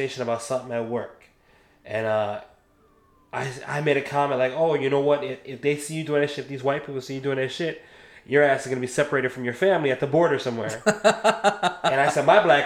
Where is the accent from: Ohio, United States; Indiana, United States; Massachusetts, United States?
Ohio, United States; now in Florida, United States; I'm from Ohio